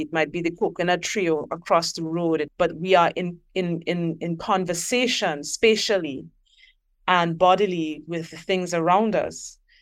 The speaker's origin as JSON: {"language": "English", "country": "Trinidad & Tobago", "said": "I am from Trinidad and Tobago"}